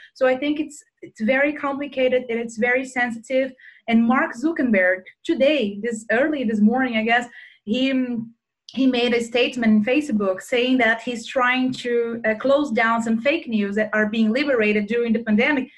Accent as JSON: {"language": "English", "country": "Brazil"}